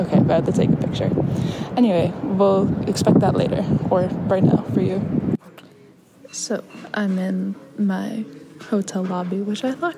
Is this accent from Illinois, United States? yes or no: yes; Chicago, Illinois, United States; accent: Chicago; I naturally have a rather thick Chicago accent, and it just kind of dissipated slowly over the years. It returns whenever I talk to somebody from home